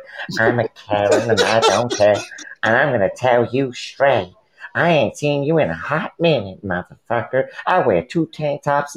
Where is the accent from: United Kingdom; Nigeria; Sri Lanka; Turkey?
United Kingdom; England; I'm from England.